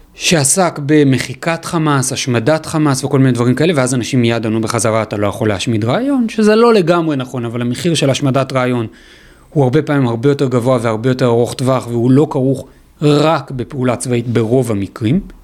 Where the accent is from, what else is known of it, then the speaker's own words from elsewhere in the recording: Israel; יש לנו כישראלים